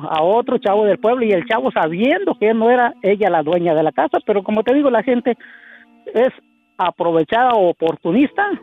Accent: Michoacán, Mexico; now in Kansas, United States; allá en mi rancho, allá en mi pueblo, en Purechucho, Michoacán.

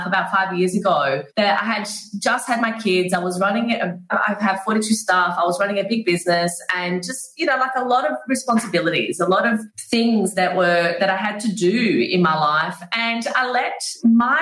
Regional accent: Brazil; moved away; I grew up in Brazil

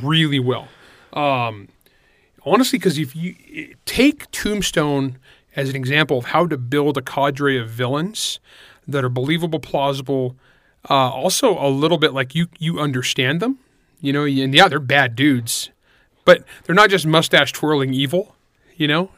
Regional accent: Northern California, United States; born or raised there

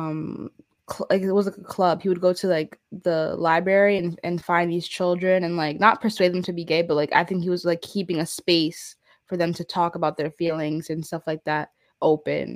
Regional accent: United States; also born or lived in the South (US)

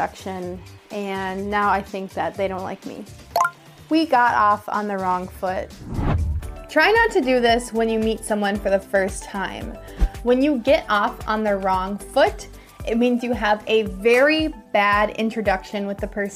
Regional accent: United States; I'm an American English teacher

